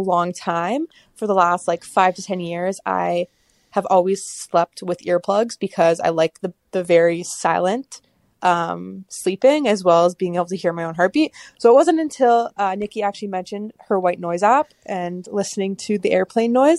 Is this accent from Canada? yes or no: yes; Canada; I am from Canada